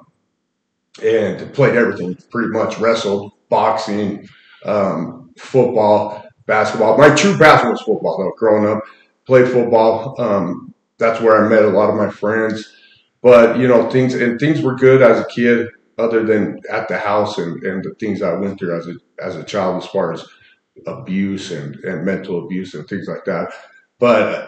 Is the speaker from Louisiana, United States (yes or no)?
no; Salt Lake City, Utah, United States; I grew up in Salt Lake